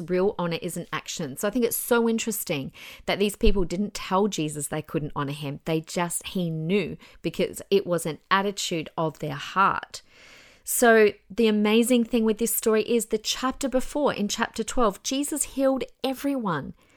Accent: Australia; I'm an Australian citizen

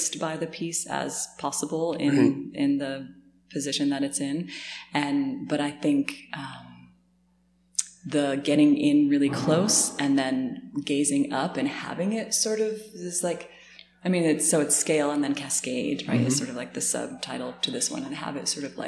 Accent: Connecticut, United States; I grew up in Connecticut

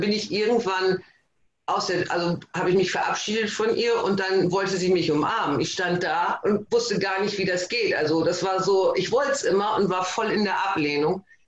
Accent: Emden, Lower Saxony, Germany; ich komme aus Emden, das ist Ostfriesland

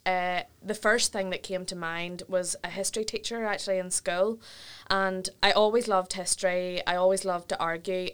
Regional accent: Ballymena, Northern Ireland, United Kingdom; I'm from Ballymena direction

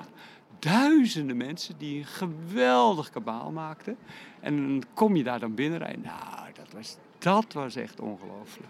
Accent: Ouderkerk aan den IJssel, South Holland, Netherlands; de omgeving waar ik vandaan kom is de Krimpende Waard

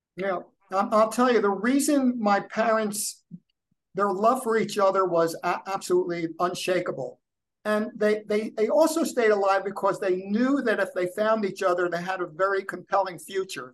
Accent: United States; also born or lived in New Jersey; when I was growing up in New York and New Jersey

